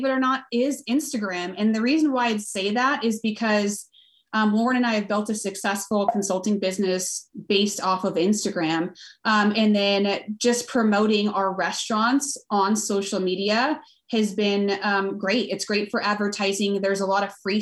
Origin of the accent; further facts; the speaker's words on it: Southern California, United States; now in Fort Collins, United States; I grew up in Southern California